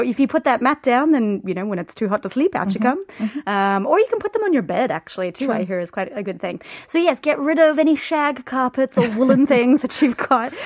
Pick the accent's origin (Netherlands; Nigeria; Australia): Australia; moved away as an adult; also born or lived in London; now in South Korea; being Australian